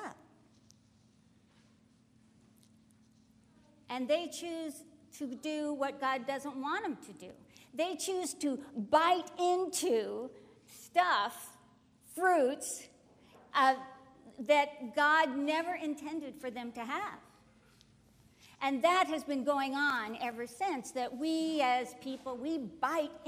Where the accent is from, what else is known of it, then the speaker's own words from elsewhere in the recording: United States; I was born in this country. I'm thankful I'm an American